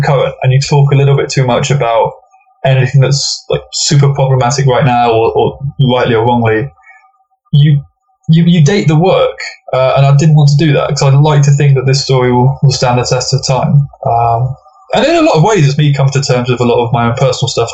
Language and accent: English; England, United Kingdom; England is very much almost like the 51st state. We're very Californicated